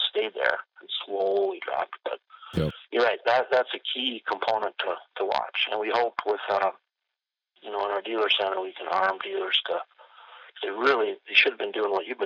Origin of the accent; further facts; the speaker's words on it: Benson, Minnesota, United States; she was working in my hometown of Benson, Minnesota